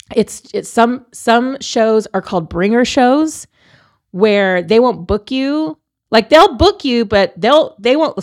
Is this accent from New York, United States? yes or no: no; San Antonio, Texas, United States; moved away as an adult; also born or lived in Columbus, Ohio; I'm born and raised in San Antonio